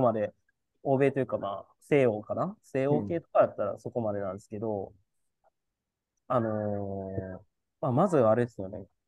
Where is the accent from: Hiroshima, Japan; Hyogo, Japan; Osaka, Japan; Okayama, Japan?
Hiroshima, Japan; moved away; 広島出身だからっていう体験もしてる